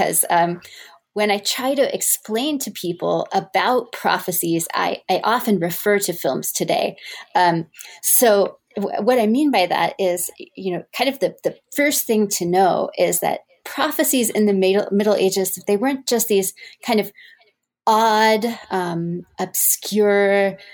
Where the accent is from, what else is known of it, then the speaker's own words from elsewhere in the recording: Texas, United States; moved away as an adult; also born or lived in Evanston, Illinois; now in Mississippi, United States; I was born in Texas, and I attended Rice University for my undergraduate degree